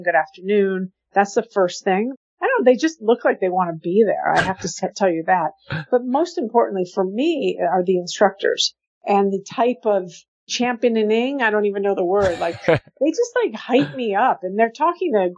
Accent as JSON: {"language": "English", "town": "Santa Fe", "region": "New Mexico", "country": "United States", "tie": "born or raised there", "moved": "yes", "lives_now": "New York City, United States", "said": "I'm from Santa Fe, New Mexico. So I grew up eating incredible Mexican food"}